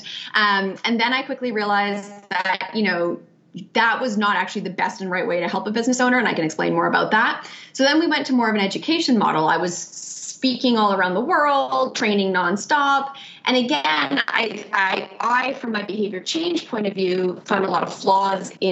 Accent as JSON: {"language": "English", "country": "Canada", "also_born_or_lived": "New York, United States", "moved": "as an adult", "lives_now": "Melbourne, Australia", "said": "I am Canadian. I've lived in New York for 12 years, so I'm also a proud New Yorker"}